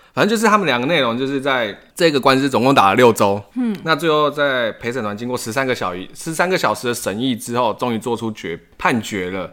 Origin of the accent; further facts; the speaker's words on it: Taiwan; 像我们台湾人